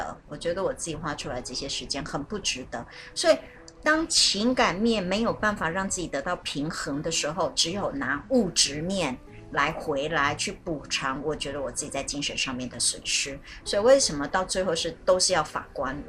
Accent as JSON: {"language": "Chinese", "country": "China", "said": "我觉得这是我们中国人常常就我们还常常会遇到。"}